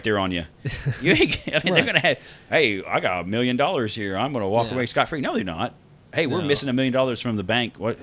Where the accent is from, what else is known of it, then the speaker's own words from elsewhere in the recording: Midwest, United States; we know we're from the Midwest.